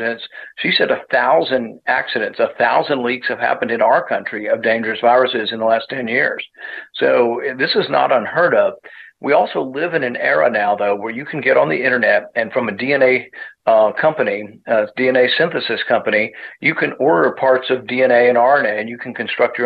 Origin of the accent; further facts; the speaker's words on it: Kentucky, United States; my hometown here in Kentucky